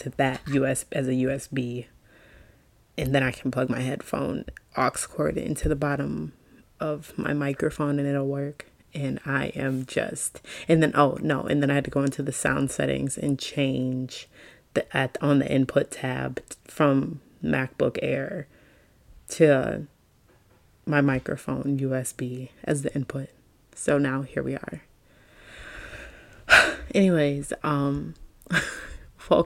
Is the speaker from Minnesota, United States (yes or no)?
no; Milwaukee, Wisconsin, United States; now in Atlanta, United States; I currently live in Atlanta, born and raised in Milwaukee